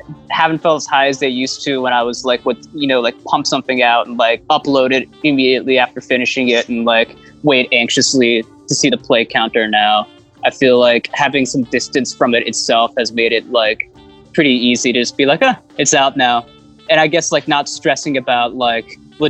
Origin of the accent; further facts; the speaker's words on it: New Jersey, United States; moved away; growing up in Jersey